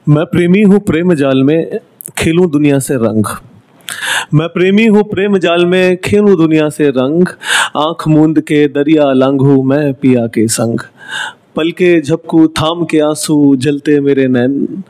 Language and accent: Hindi; Delhi, India; moved away as an adult; now in Mumbai, India; मैं दिल्ली से हूँ पैदाइश मेरी दिल्ली से है दिल्ली में पैदा हुआ दिल्ली में पढ़ाई हुई